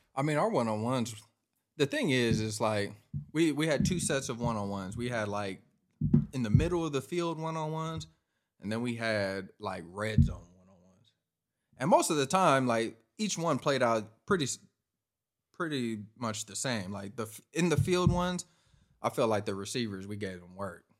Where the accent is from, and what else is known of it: Washington, United States; born or raised there